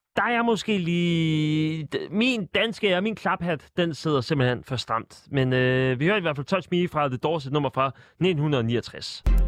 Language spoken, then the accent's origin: Danish; Sorø, Zealand, Denmark; jeg er jo fra Sorø, 4180 represent